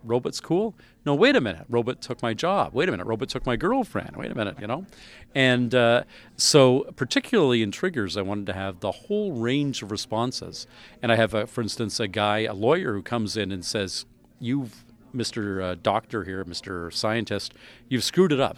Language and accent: English; Canada; I'm a Canadian